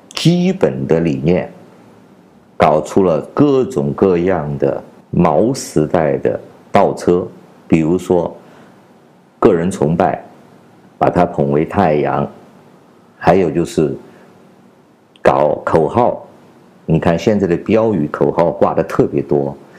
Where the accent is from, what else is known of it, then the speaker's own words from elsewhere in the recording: China; 我是来自中国大陆的